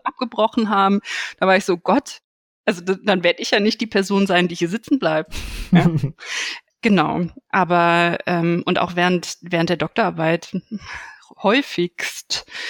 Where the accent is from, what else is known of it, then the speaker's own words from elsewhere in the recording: Aachen, North Rhine-Westphalia, Germany; ich bin in Aachen aufgewachsen, auch tatsächlich in der Nähe der RWTH.